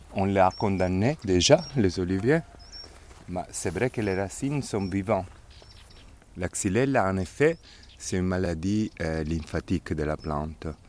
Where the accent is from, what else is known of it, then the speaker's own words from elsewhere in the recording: Diso, Apulia, Italy; moved away as an adult; Je suis né ici, à Dizo, où on se trouve maintenant, il y a 50 ans. Quand j'étais petit, dans la maison où on se trouve maintenant